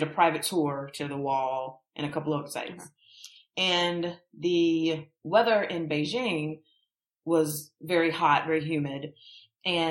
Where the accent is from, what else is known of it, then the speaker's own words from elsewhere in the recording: United States; we're American tourists